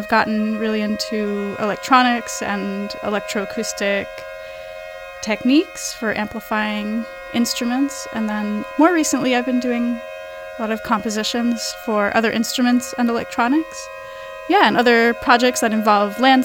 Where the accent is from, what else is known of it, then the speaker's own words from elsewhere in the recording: Woodstock, New York, United States; also born or lived in Rosendale, New York; I grew up in the Hudson Valley in Rosendale and Woodstock, New York